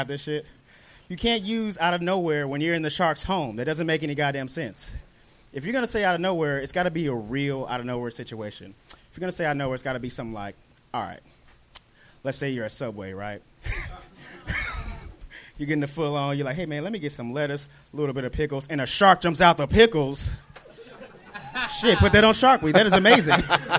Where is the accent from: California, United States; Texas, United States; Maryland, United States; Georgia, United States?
Texas, United States; Dallas; moved away as an adult; now in Los Angeles, United States; From Dallas, Texas, sir.